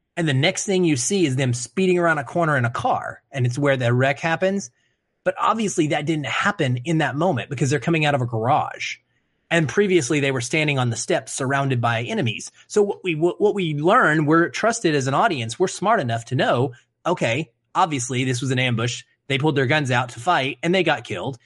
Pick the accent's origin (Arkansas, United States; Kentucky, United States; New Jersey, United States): Arkansas, United States; moved away; having lived in the South, right, being from Arkansas